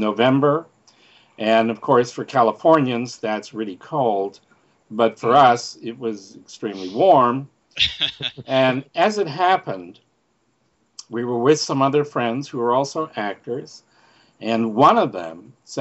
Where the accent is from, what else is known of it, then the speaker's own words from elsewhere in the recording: Canada; I'm from Canada, and I became an actor at 19